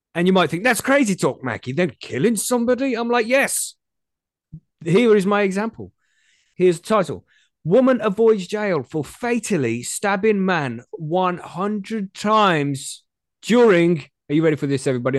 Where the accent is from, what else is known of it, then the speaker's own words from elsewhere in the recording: England, United Kingdom; I'm from England.